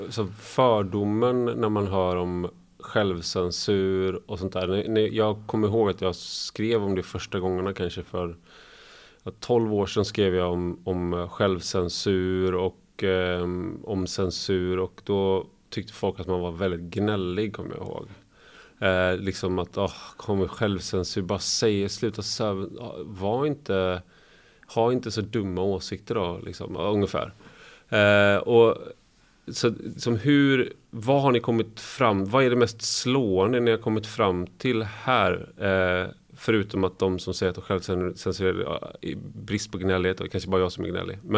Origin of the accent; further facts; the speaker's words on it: Gothenburg, Västra Götaland, Sweden; ja, jag är från Göteborg också.